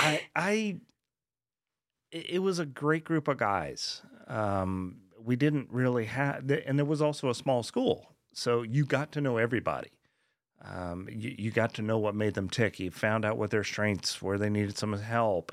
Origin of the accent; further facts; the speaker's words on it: Colorado, United States; moved away as an adult; also born or lived in West Orange, New Jersey / Long Island, New York; now in Texas, United States; we moved there when I was four. uh, and basically grew up there